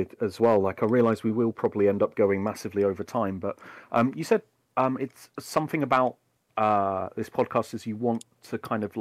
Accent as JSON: {"language": "English", "region": "England", "country": "United Kingdom"}